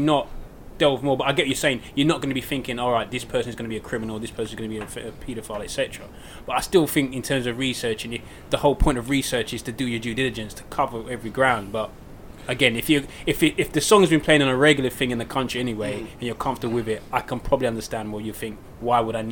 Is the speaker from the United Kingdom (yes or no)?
yes; United Kingdom; as British here